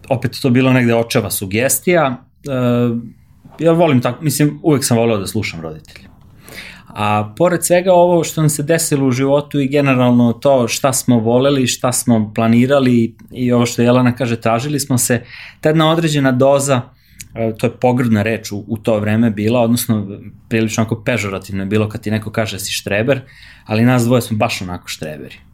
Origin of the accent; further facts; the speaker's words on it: Stara Pazova, Vojvodina, Serbia; also born or lived in Belgrade; mi smo iz Pazove